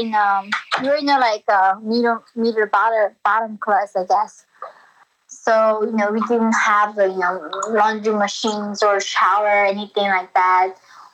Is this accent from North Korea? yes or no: yes; Hyesan, Ryanggang, North Korea; moved away; I was born in Haesan, North Korea.